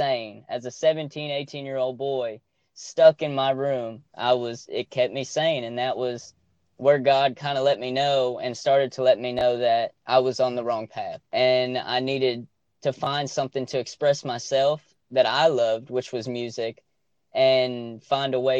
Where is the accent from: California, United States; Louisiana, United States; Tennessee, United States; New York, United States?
Tennessee, United States; Nashville; also born or lived in Scottsdale, Arizona; I was born in Scottsdale, Arizona, and we lived there for about 3 years, and my family moved to Nashville, and I was raised in the outskirts of Nashville